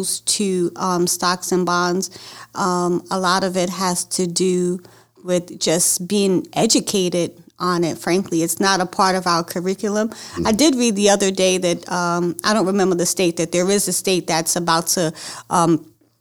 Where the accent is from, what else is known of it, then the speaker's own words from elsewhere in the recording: New York, United States; now in Baltimore, United States; I'm born in New York, but I've been battle-tested in Baltimore